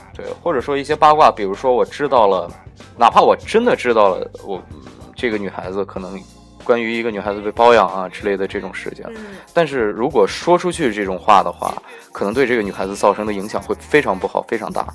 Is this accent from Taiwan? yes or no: no; China; 我们中国人